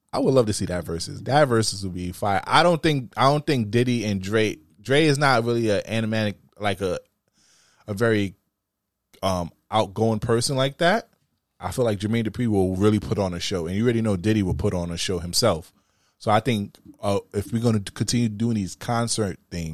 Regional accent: New York City, New York, United States; I'm from Brooklyn, you know I rap Brooklyn

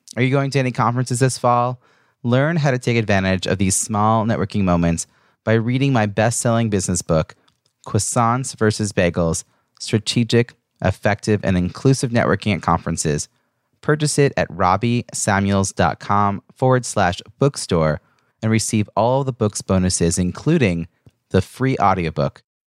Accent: New York, United States; now in Boston, United States; I grew up in New York

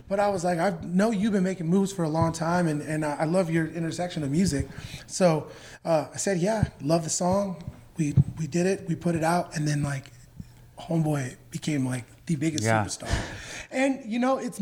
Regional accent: California, United States; moved away as an adult; now in Nashville, United States; I grew up in California.

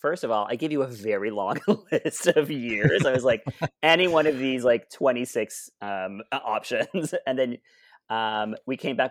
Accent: Ottawa, Ontario, Canada; I grew up in Alta Vista.

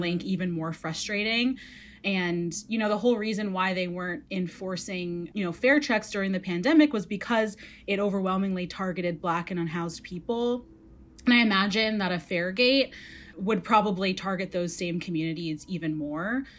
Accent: Redmond, Washington, United States; I grew up in Redmond

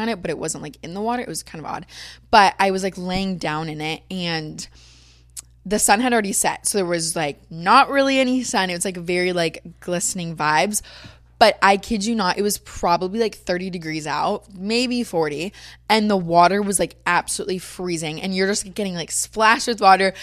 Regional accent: Florida, United States; moved away as an adult; now in Los Angeles, United States; growing up in Florida, I've always been blonde

